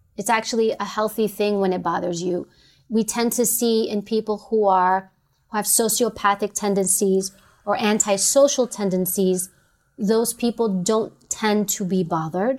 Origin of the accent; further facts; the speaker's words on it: New York City, New York, United States; growing up in New York